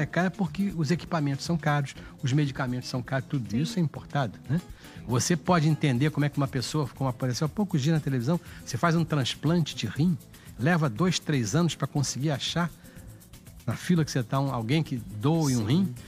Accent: Rio de Janeiro, Brazil; nasci em São Cristóvão

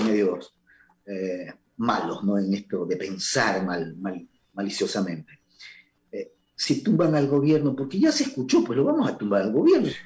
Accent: Ecuador; como ecuatoriano

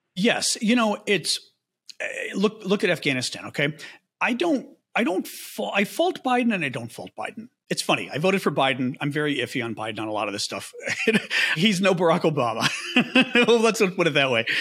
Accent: Chicago, Illinois, United States; I'm from Chicago

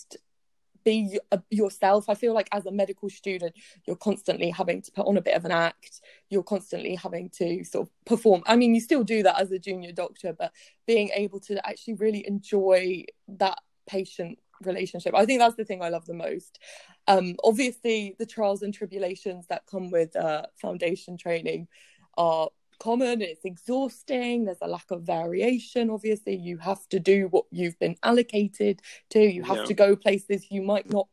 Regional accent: Plymouth, South West England, United Kingdom; also born or lived in Bristol / Taunton; I'm now back in Plymouth, where I was raised here in Plymouth, went to school here, trained here

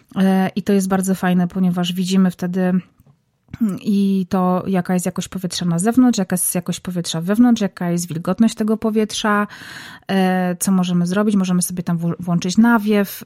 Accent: Zabrze, Silesian Voivodeship, Poland; now in Warsaw, Poland; Zabrze, moje rodzinne miasto

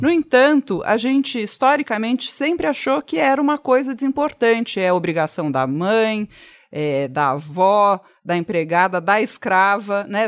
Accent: São Paulo, Brazil; sou nascida e criada aqui, nunca comi pizza com ketchup

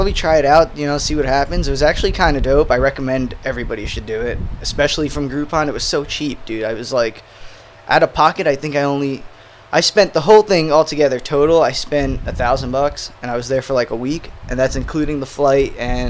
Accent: Brooklyn, New York, United States; moved away as an adult; now in Asbury Park, United States; I grew up in Brooklyn and then moved to Asbury, I guess, around the same time I met you. So that was, I don't know, 6-7 years ago.

